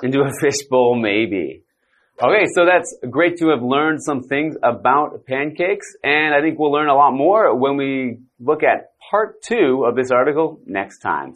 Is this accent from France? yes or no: no; Canada; I am from Canada